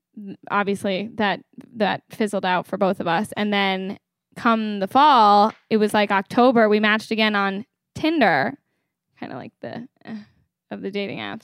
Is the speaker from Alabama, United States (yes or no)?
no; Connecticut, United States; moved away as an adult; now in Kips Bay, New York, United States; I'm a year out of college. From Connecticut